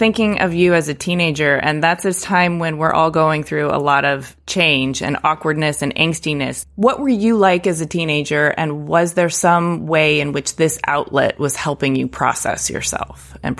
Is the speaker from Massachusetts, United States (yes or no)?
no; Detroit, Michigan, United States; I grew up in Detroit.